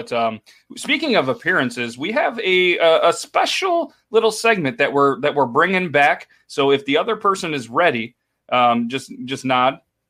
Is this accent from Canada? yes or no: yes; Canada; accent: Canadian; Math. No, meth. Oh, okay. It's my Canadian accent.